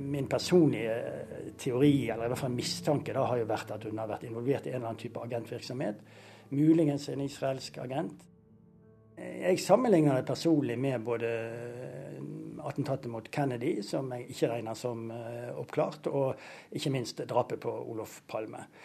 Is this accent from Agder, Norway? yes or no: no; Bergen, Vestland, Norway; Nå er jeg jo fra Bergen, og jeg løper faktisk inn i isdalen minst to ganger i uken.